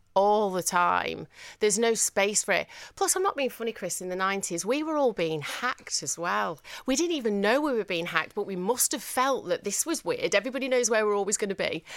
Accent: Manchester, North West England, United Kingdom; accent: northern; I just did my northern accent, and they were like, "Sorry, where are you from?" And I said, "Manchester,"

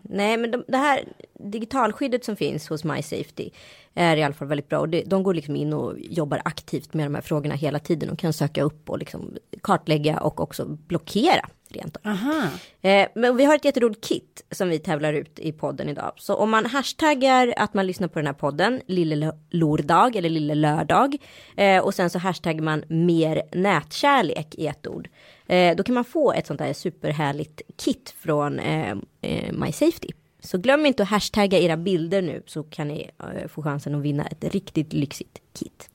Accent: Sweden; accent: not fully Stockholm; moved away; also born or lived in India / Örebro / west coast of Sweden; jag kanske har en dialekt som inte är helt stockholmsk så det kan ju vara så här frågan var jag har vuxit upp och då är det så här Örebro eller västkusten

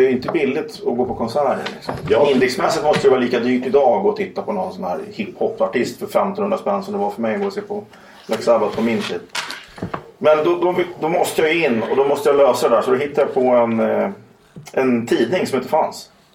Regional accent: Huddinge, Stockholm County, Sweden; also born or lived in Kärrtorp, Stockholm; Ja, Huddinge.

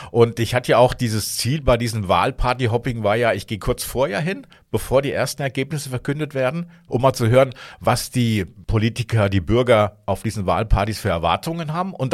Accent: Hameln, Lower Saxony, Germany; weil äh, ich komme ja ursprünglich aus Hameln, ich kenne da sehr viele Leute

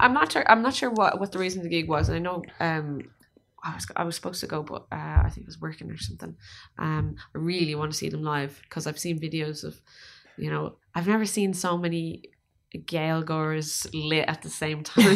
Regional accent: Ireland

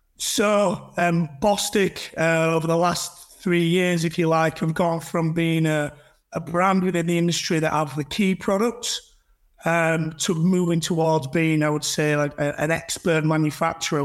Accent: Huddersfield, Yorkshire and the Humber, United Kingdom; I'm from Huddersfield.

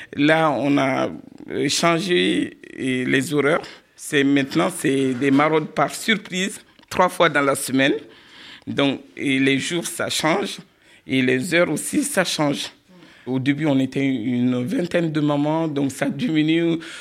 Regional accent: Mali; moved away as an adult; now in Villeneuve-Saint-Georges, France; Je suis arrivé en 96 euh, à Villeneuve-Saint-Georges euh, et je suis né au Mali d'un père magistrat qui avait la nationalité française. Donc je suis arrivé ici, j'avais 18

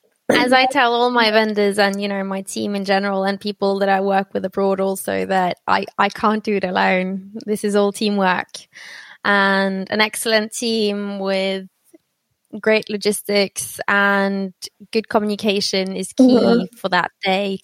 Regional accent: Oslo, Norway; accent: British; I'm born and raised in Norway, but my mother's Brazilian and my father was from London

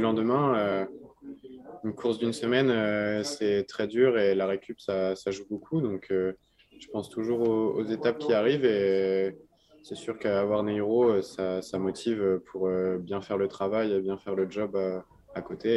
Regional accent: France; en tant que Français

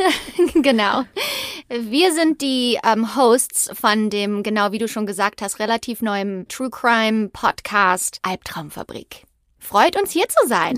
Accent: Übach-Palenberg, North Rhine-Westphalia, Germany; Wir sind in Übach-Palenberg aufgewachsen, BT-Dubs, also Übach-Palenberg in der Nähe von Aachen

